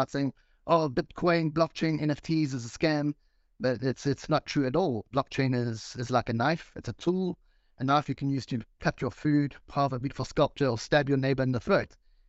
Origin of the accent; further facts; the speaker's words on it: South Africa; now in Mauritius; I'm from South Africa, but I live on the tropical island of Mauritius.